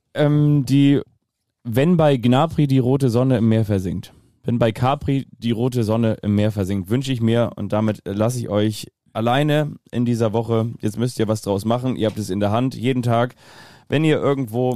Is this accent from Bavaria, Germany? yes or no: no; Kiel, Schleswig-Holstein, Germany; als Kieler